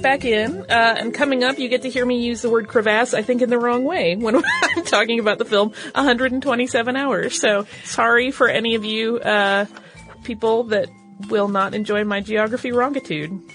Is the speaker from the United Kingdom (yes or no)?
no; Atlanta, Georgia, United States; I'm from Atlanta